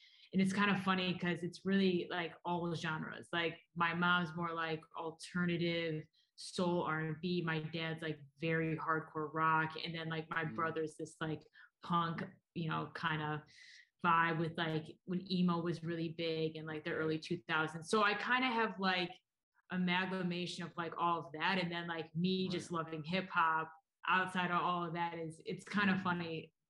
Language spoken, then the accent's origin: English; Ortonville, Michigan, United States; So I grew up in Michigan. I grew up an hour north of Detroit in a small town, Ortonville, putting it on the map.